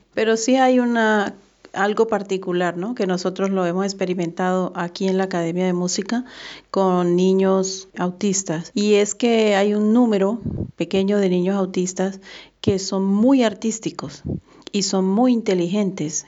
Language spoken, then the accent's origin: Spanish; Barranquilla, Atlántico, Colombia; yo soy de Barranquilla, Colombia